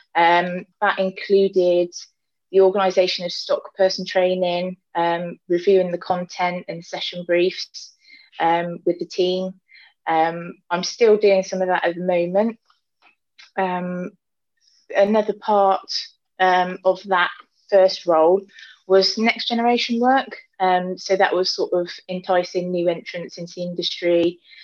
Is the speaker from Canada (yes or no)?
no; Gloucestershire, South West England, United Kingdom; I'm from Gloucestershire and I um, not from farming background